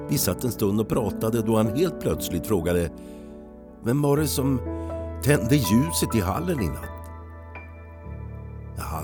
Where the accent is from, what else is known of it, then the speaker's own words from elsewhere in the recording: Falun, Dalarna County, Sweden; Jag är född och uppvuxen i Falun. Men numera bor jag i en liten by utanför Falun med min fru, en katt och en hund.